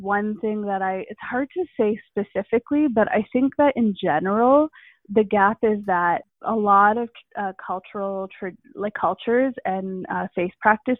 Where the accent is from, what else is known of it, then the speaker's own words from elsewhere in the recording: India; because I'm Indian, so I've studied yoga as well a bit.